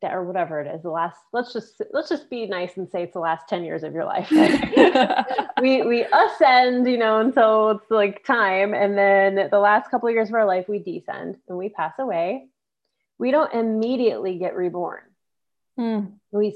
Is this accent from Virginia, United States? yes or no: no; New York, United States; now in California, United States; I'm from New York, so I remember real winters